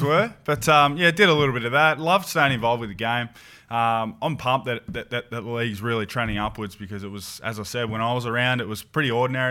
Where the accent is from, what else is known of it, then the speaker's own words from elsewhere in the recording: Swan Hill, Victoria, Australia; in my hometown, Swanhill